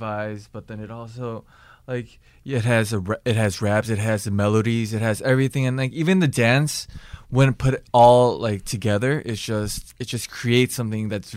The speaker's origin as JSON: {"language": "English", "town": "Chicago", "region": "Illinois", "country": "United States", "moved": "yes", "lives_now": "South Korea", "said": "I'm from Chicago"}